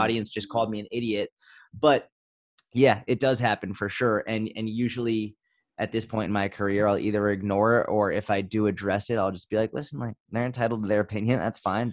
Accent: Boston, Massachusetts, United States; I grew up in Boston

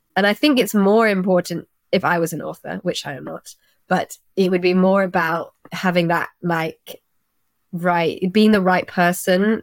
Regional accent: Twickenham, London, United Kingdom; I'm from Twickenham

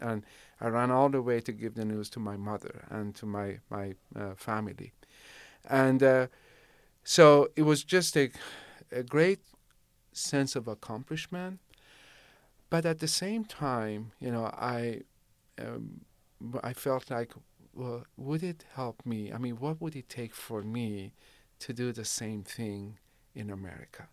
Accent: Shiraz, Fars, Iran; now in Rancho Cordova, United States; I grew up in Shiraz. So, uh, my elementary school, my, uh, middle and high school, it was all in Shiraz

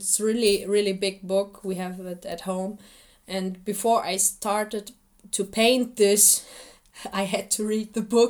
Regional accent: Bonn, North Rhine-Westphalia, Germany; first language Assyrian; English is a second language; also born or lived in Ankawa, Iraq; Bonn is my hometown in Germany and Ankara is my hometown in Iraq or Syria.

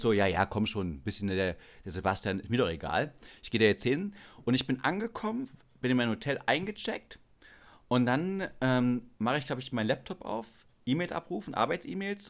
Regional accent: Biere, Saxony-Anhalt, Germany; moved away as an adult; now in Munich, Germany; in meiner Heimatstadt, da gibt es ein kleines Kaff, das heißt Biere.

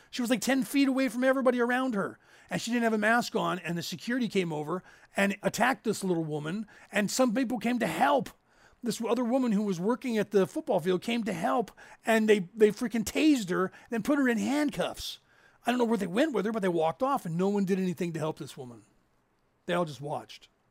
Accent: California, United States; we grew up in California.

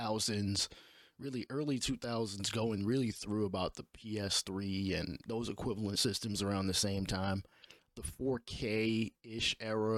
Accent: New York City, New York, United States; I'm from New York City

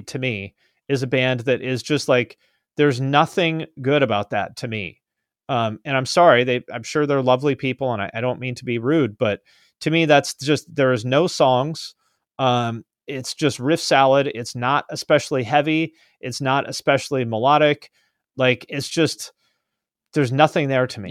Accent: West Coast, United States; also born or lived in Columbus, Ohio; I was born on the West Coast, I grew up here

